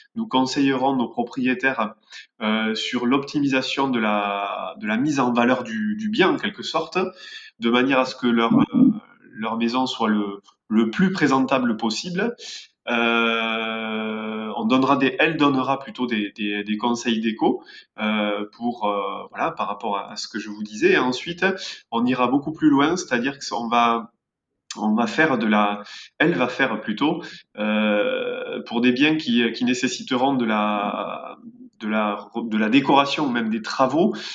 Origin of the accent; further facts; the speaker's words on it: Béarn, Nouvelle-Aquitaine, France; on est des Béarnais avec mon père et on travaille en Béarn